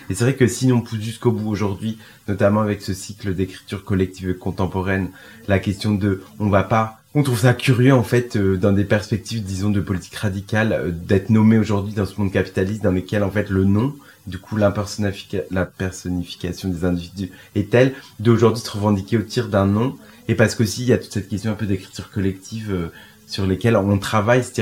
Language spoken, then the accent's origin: French; France; notre rapport euh, en tant que Français sur la question